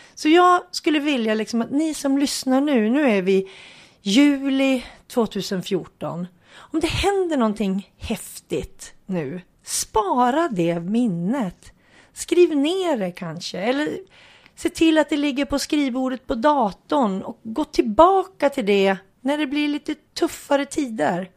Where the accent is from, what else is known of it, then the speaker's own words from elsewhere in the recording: Hudiksvall, Gävleborg County, Sweden; hemma i Hudiksvall